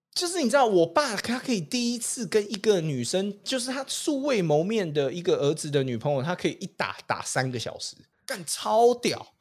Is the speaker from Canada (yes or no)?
yes; Canada; also born or lived in Vancouver, Canada; now in Taiwan; 回加拿大，就是我的老家去